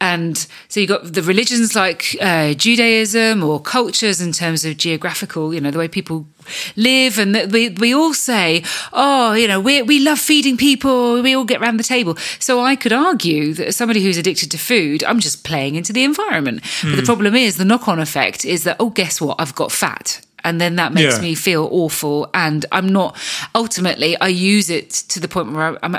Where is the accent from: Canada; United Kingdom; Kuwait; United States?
United Kingdom; I can speak for us Brits